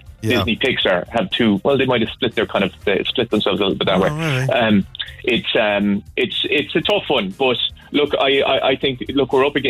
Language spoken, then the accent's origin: English; Castlemagner, Munster, Ireland; moved away as an adult; now in Donegal, Ireland; I'm from Cork. I'm from Castlemagner in northwest Cork, so it's a small village up there.